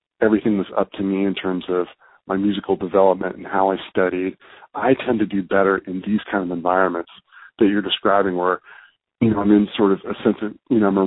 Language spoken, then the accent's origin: English; the Bay Area, California, United States; now in New York City, United States; growing up in the Bay Area